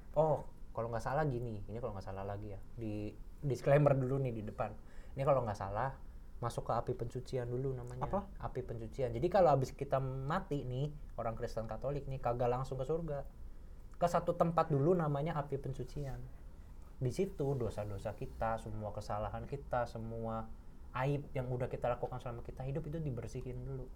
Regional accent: Cirebon, West Java, Indonesia; now in Jakarta, Indonesia; kampung halamanku tuh di Cirebon

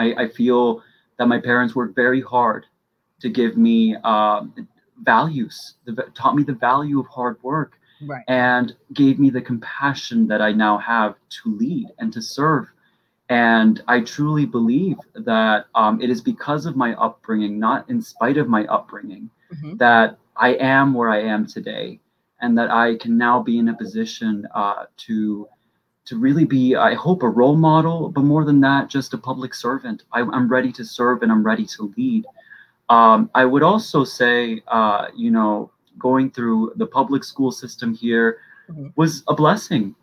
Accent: Westchester County, New York, United States; also born or lived in Peru; I grew up in Westchester County. My family, our story is that we immigrated from Peru at a time when there was a financial crisis in the late 90s.

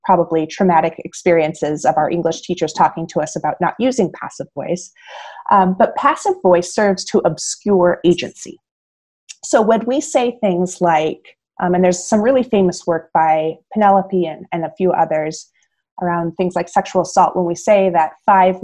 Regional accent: Iowa, United States; moved away as an adult; now in Illinois, United States; I was born and raised in Iowa

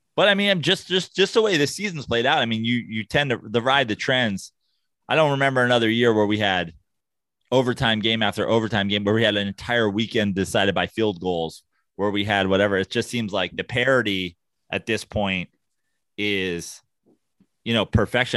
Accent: New York, United States; now in Los Angeles, United States; as a New Yorker turned L

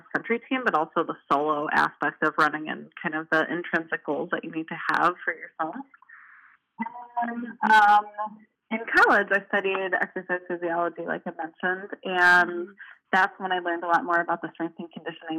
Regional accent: Chicagoland suburbs, Illinois, United States; moved away as an adult; now in Milwaukee, United States; I am originally from the Chicagoland suburbs, and then I went to Marquette and then stayed in Milwaukee ever since

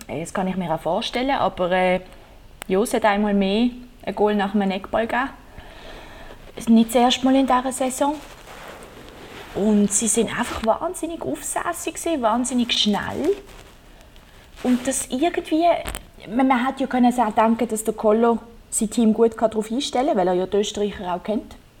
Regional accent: Basel, Basel-Stadt, Switzerland; ich bin von Basel

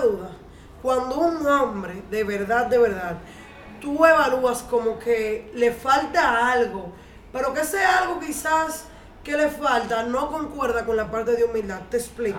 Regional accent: Cibao, Dominican Republic; soy cibaeña

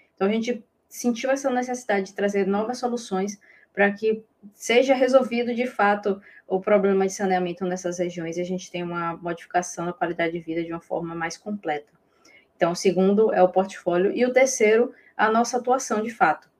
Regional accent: Bahia, Brazil; eu sou baiana

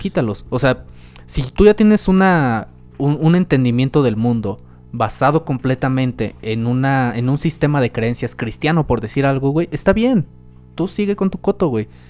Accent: Mexico; somos conocidos los mexicanos

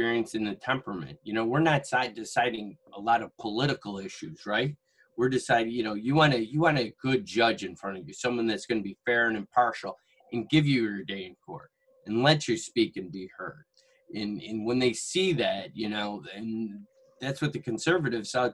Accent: Syracuse, New York, United States; I'm born and raised in Syracuse

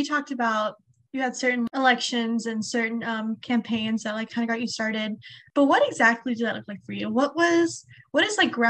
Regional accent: Missouri, United States; I'm from Missouri. So obviously in my area, it's very red.

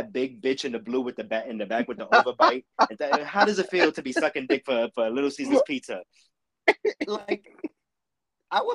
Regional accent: New York City, New York, United States; I'm also from Bushwick.

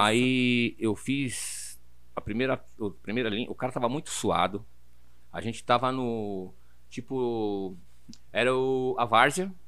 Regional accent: São Paulo, Brazil; eu sou de São Paulo, total, de São Paulo. Eu uhum. nasci na Madalena, fui morar no Butantã, e do Butantan eu vim pro Braz

